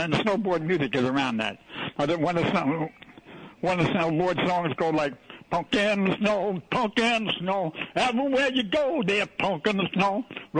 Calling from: New York City, New York, United States; I'm calling from Jamaica, Queens.

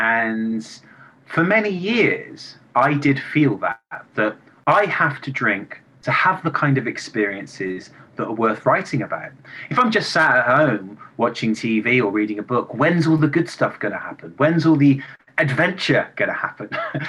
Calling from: England, United Kingdom; I'm calling from England and I'm 41 years old. I'm going to turn 42 in March.

